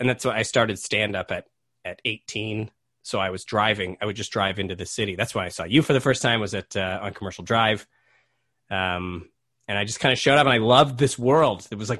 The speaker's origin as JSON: {"language": "English", "town": "Montreal", "region": "Quebec", "country": "Canada", "tie": "born there", "moved": "yes", "said": "I was born in Montreal. So my parents lived, they met and lived in Montreal first. Then they moved out west."}